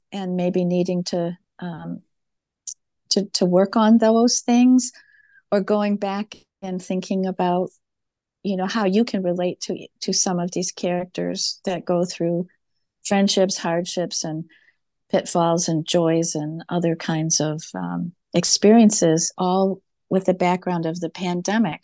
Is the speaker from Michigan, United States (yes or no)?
yes; Farmington Hills, Michigan, United States; she and I grew up together in Farmington Hills